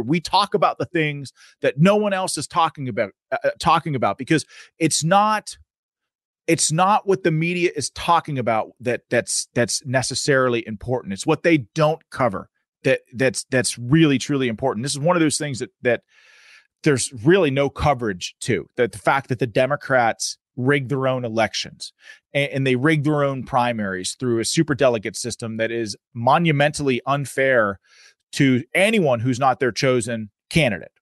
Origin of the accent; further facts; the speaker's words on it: Pennsylvania, United States; I'm from Pennsylvania